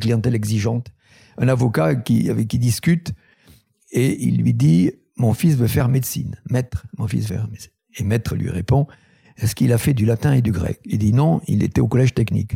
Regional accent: Tarn, Occitania, France; Je suis originaire du Tarn, c'est un un pays colineux agricole.

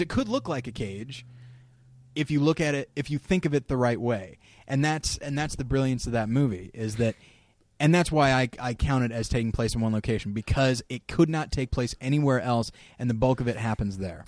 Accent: California, United States; moved away; also born or lived in Denver / Missouri; I grew up in California

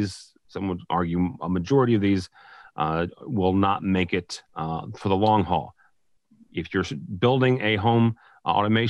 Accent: St. Louis, Missouri, United States; born or raised there

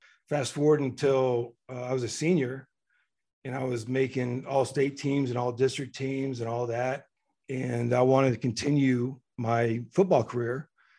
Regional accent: Midland, Texas, United States; what we found in Midland, Texas, and the football was really easy to plug into. And so, you know, I grew up playing in Little League football with all the guys that I would eventually play with in high school.

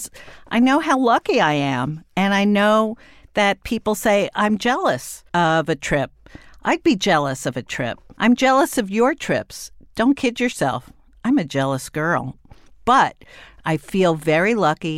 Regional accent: United States; Being an American abroad

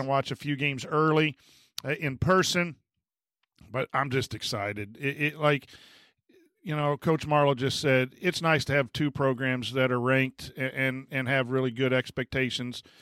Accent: La Porte, Indiana, United States; moved away; my hometown, so I'm gonna go see my mom for breakfast

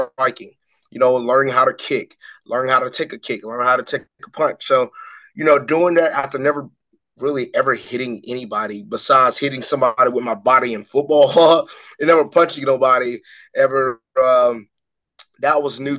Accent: Macon, Georgia, United States; my hometown of Macon, Georgia

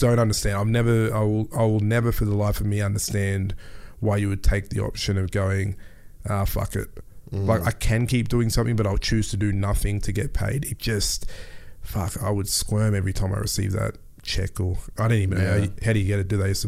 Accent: Melbourne, Victoria, Australia; born there; I was born in Melbourne. My dad was literally first generation from Ghana. Came here with $30 and some clothes.

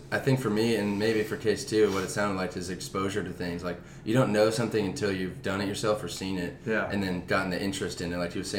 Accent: Mission Viejo, California, United States; I'm also from Mission Viejo.

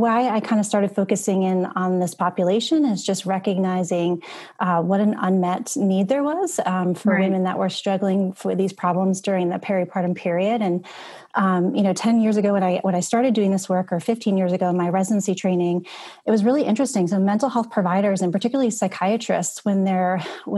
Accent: Connecticut, United States; moved away as an adult; also born or lived in Boston, United States; now in Charleston, United States; I'm originally from Connecticut

